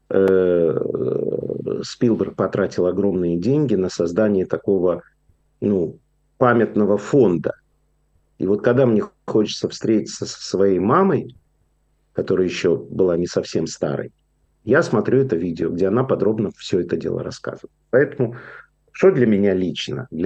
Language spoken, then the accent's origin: Russian; Ukraine; moved away; я уехал из Украины, потому что советская Украина это была самым антисемитским, э, самой антисемитской республикой, которую только можно было представить.